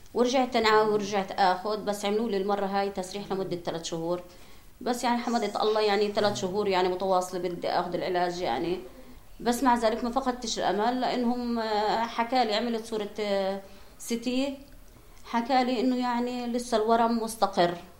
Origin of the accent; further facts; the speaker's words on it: Gaza, Gaza Strip, Palestine; عندنا بغزه